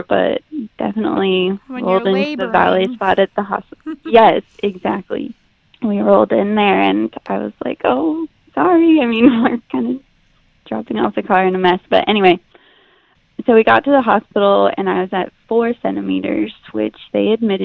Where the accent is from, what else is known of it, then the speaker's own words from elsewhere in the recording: Kansas, United States; moved away as an adult; now in Houston area, United States; We are right outside of Houston. We're actually probably an hour, hour and a half outside of Houston, but we're originally from Kansas